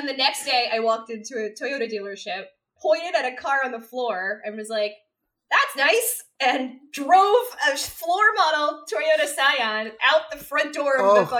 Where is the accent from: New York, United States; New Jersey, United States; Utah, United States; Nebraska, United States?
New York, United States; Westchester; also born or lived in Manhattan, New York; I'm from New York. And I was. I lived in Manhattan for almost 13 years. But I grew up in Westchester, which is like where you get your first Lexus, right?